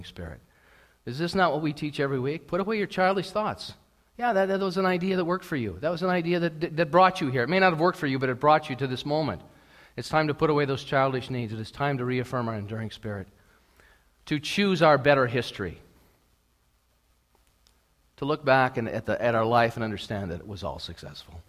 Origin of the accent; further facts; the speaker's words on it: United States; now in Canada; I'm an American that enjoys living here